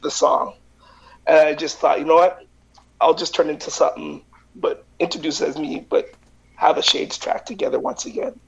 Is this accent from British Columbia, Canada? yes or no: yes; Vancouver, British Columbia, Canada; now in Winnipeg, Canada; I grew up with him in Vancouver